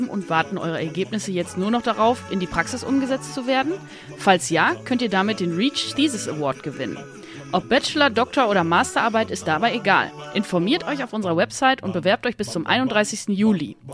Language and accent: German; Aachen, North Rhine-Westphalia, Germany; now in Berlin, Germany; ich komme aus Aachen, bin 27 Jahre alt und wohne heute in Berlin